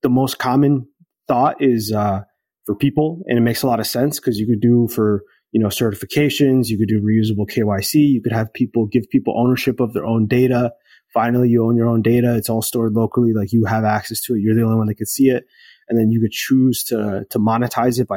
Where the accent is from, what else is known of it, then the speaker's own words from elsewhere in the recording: United States; I'm Latin American and I grew up in the US